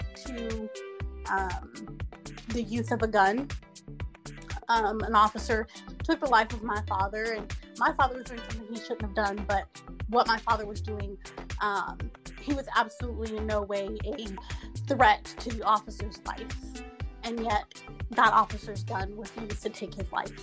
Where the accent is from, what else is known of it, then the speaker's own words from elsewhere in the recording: the South, United States; born and raised in the South